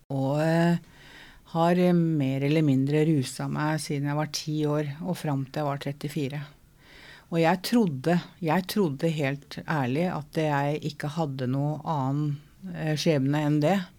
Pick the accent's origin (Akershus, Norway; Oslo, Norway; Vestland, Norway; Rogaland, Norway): Oslo, Norway; jeg er fra Møllergata, da.